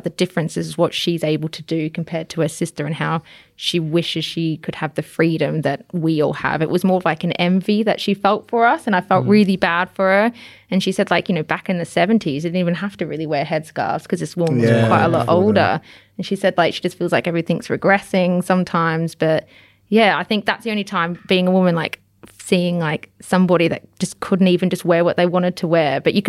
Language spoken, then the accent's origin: English; Victoria, Australia; I am from the Yarra Valley, so I should know my wine.